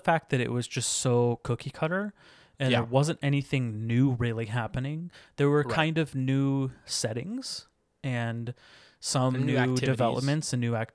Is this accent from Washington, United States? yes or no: yes; Tacoma, Washington, United States; I'm not even from Seattle, right? I'm from Tacoma